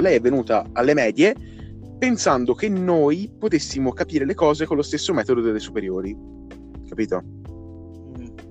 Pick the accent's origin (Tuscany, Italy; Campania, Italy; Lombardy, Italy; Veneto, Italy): Tuscany, Italy; Pescia; anch'io vengo da Pescia